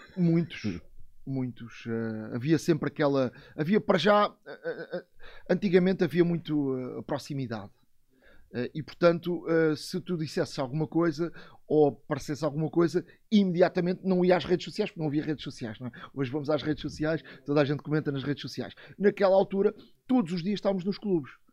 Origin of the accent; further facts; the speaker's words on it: Montijo, Lisbon, Portugal; sou do, do Montijo, Alcochete